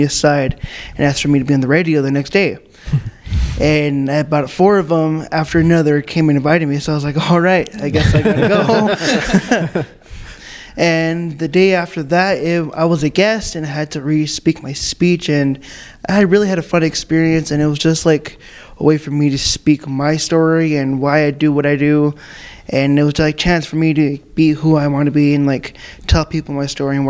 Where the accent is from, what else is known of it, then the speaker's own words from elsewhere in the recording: Taos Pueblo, New Mexico, United States; I come from the Soto Pueblo